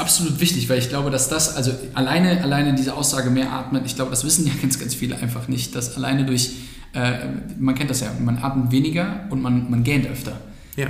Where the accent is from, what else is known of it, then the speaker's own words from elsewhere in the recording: Germany; als Deutscher